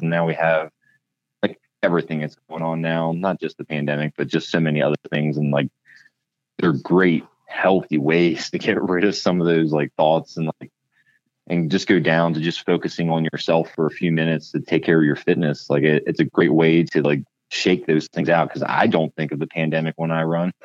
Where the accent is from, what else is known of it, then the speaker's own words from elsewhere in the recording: Pennsylvania, United States; moved away as an adult; now in Klamath Falls, United States; I grew up in Pennsylvania and was working for Harley Davidson at the time